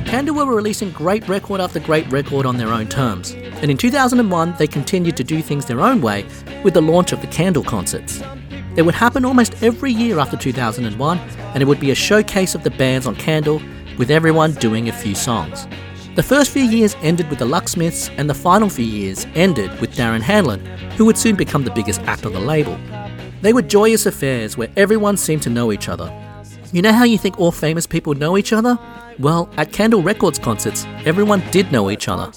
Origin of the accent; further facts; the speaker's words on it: Australia; I'm Australian